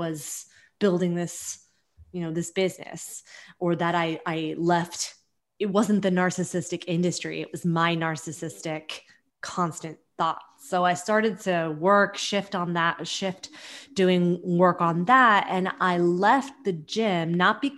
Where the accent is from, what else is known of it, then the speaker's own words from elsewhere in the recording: California Bay Area, United States; now in New York, United States; So I live in New York and I'm from the California Bay Area, and I moved to New York